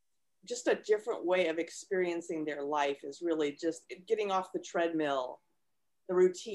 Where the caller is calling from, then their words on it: California, United States; I'm near San Francisco.